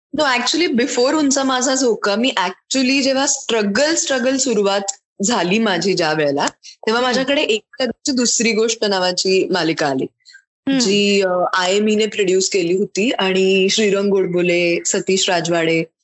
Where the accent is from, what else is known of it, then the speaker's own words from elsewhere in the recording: Mumbai, Maharashtra, India; मी मुंबईत लहानाची मोठी झाले दादर मध्ये अगदी म्हणजे कोर हार्ट ऑफ मुंबई